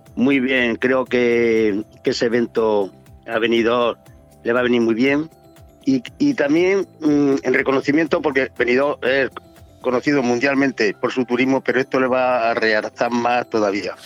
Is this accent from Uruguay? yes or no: no; Andalusia, Spain; now in Alicante, Spain; Andalucía, que es mi tierra